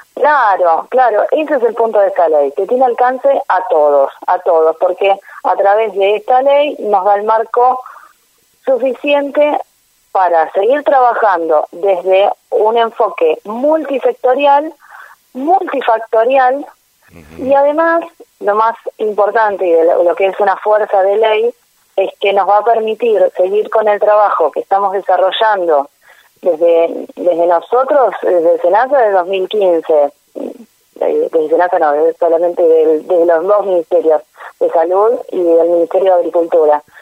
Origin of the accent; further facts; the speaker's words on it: Argentina; como Argentina, nosotros tenemos un país muy grande